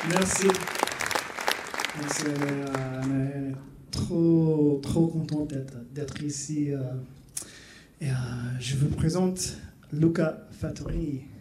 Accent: United States; French is a second language; also born or lived in Eritrea (ancestry); moi, je suis américain, mais à l'origine d'Érythrée.

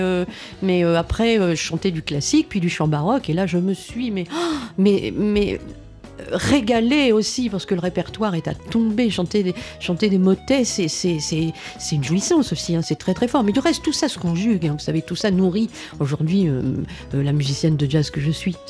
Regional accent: Boulogne-sur-Mer, Hauts-de-France, France; moved away; also born or lived in Paris; nous sommes tous les deux du Pas-de-Calais. Hein. Il est de Calais, j'étais de Boulogne-sur-Mer

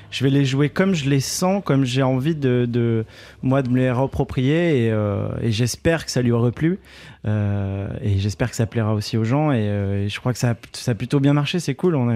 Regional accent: Nîmes, Occitania, France; Les sudistes, c'est nous les sudistes. Moi, je suis de Nîmes aussi.

